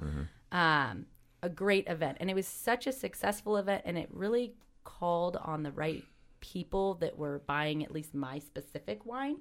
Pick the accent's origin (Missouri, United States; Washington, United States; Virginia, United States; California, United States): California, United States; Livermore; moved away as an adult; also born or lived in Arizona; coming back to my hometown